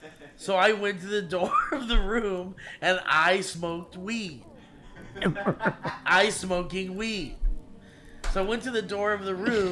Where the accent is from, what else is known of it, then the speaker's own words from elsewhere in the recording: Rochester, New Hampshire, United States; And we had to go live in a hotel in my hometown of Rochester, New Hampshire.